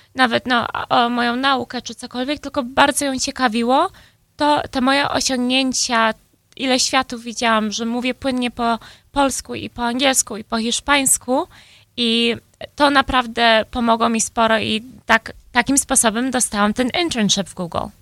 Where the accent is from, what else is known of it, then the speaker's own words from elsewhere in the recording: Chicago, Illinois, United States; ja się urodziłam tutaj w Chicago, mój brat też. I wychowałam się właśnie w, no, w polskim domu